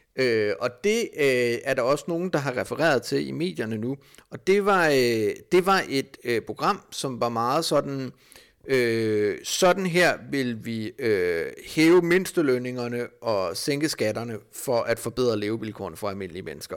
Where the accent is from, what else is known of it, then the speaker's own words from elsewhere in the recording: Denmark; som dansker